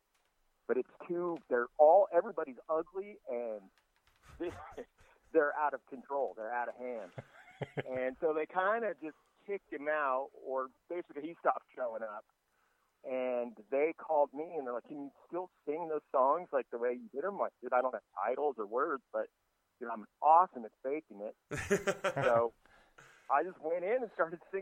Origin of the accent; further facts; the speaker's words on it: Costa Mesa, California, United States; moved away; also born or lived in San Ramon, California; I grew up in Costa Mesa, kind of like a beach town down here.